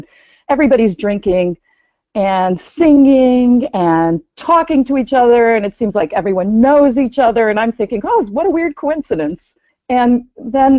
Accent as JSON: {"language": "English", "country": "United States", "also_born_or_lived": "Iran", "said": "I am Jewish and I'm an American Jew."}